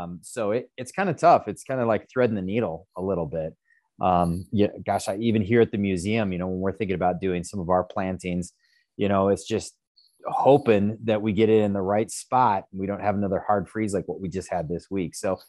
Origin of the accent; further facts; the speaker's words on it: Great Falls, Montana, United States; this is my hometown. I grew up here in Great Falls.